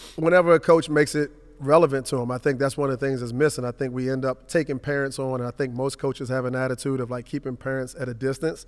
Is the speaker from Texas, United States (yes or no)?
no; Washington, District of Columbia, United States; I grew up in Southeast Washington, Langston